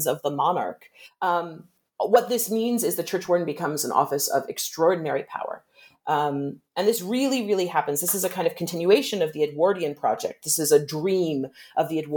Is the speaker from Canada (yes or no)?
no; United States; moved away; also born or lived in Britain; I'm an American, but I've lived a lot of time in Britain